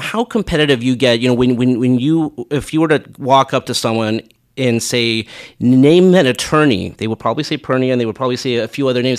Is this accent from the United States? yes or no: yes; Los Angeles, California, United States; we grew up in Los Angeles